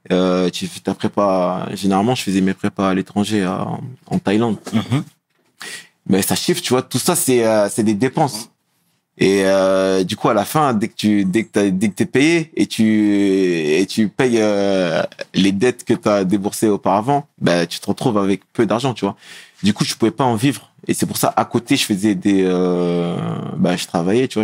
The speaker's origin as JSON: {"language": "French", "town": "Meaux", "region": "Île-de-France", "country": "France", "tie": "born or raised there", "said": "On a grandi à Pierre Collinet"}